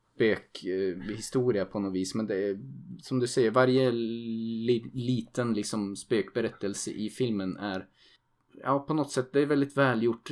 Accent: Sweden; som svensk

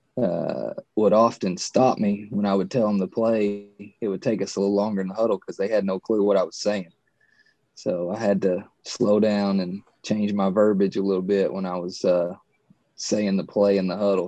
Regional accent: Eastern Kentucky, United States; 30 something male from Appalachia. Uh, got three kids, wife. I lived here my whole

